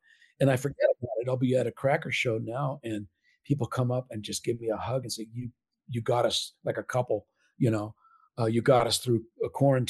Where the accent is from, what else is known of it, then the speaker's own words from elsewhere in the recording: California, United States; Growing up in Southern Cal.